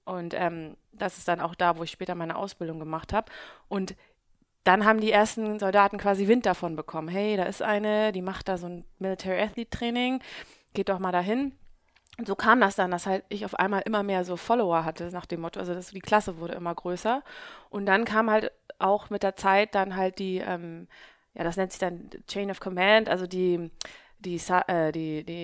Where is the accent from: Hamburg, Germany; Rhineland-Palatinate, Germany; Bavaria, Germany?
Hamburg, Germany; now in Southern Germany; Äh, ja, ich bin gebürtige Hamburgerin und ähm, bin schon mein ganzes, meine ganze Jugend und mein ganzes Erwachsenenalter hier in Hamburg gewesen